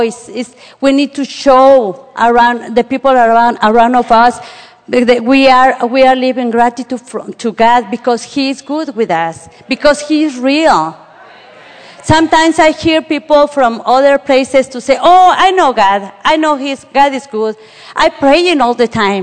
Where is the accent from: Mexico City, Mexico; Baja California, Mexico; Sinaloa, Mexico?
Mexico City, Mexico; now in Indiana, United States; I were born in Mexico City. So Mexico City all the time is the same weather.